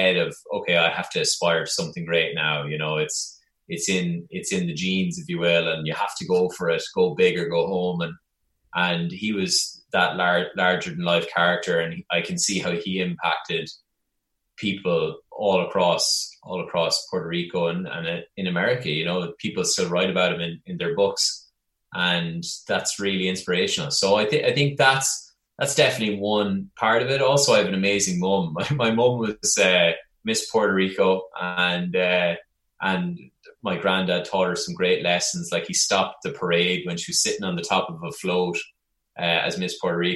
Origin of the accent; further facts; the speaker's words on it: Longford, Leinster, Ireland; moved away as an adult; also born or lived in New York; growing up in Longford in the center of Ireland